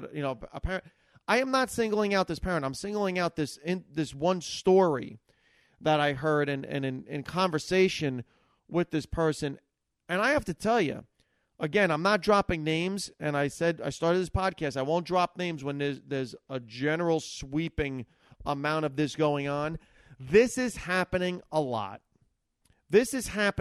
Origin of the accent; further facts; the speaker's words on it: Hackensack, New Jersey, United States; I grew up in Hackensack, New Jersey, and I grew up 70s, 80s